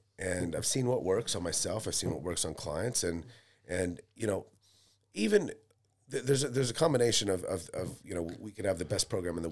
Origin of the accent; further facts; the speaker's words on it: California, West Coast, United States; moved away as an adult; also born or lived in Seattle / Las Vegas / Idaho; now in Melbourne, Australia; I was born in America, yeah, California